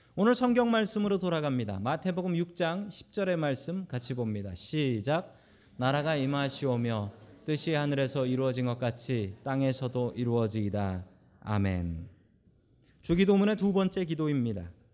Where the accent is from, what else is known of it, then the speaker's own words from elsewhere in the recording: South Korea; now in United States; 우리는 한국에서 태어나서 미국에서 사는 분들이 대부분이기 때문입니다